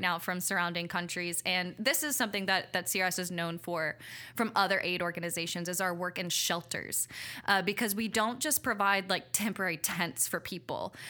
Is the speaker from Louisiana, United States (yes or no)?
yes; Abbeville, Louisiana, United States; also born or lived in Mexico; I grew up in Abbeville, Louisiana